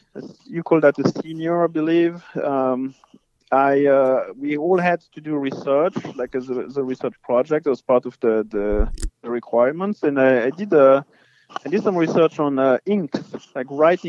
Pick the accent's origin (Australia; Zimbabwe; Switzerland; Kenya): Switzerland; French part of Switzerland, Romandy; first language French; English is a second language; now in South Dakota, United States; Well, I'm originally from Switzerland, from the French part of Switzerland. So I grew up speaking French, and that's where my accent comes from.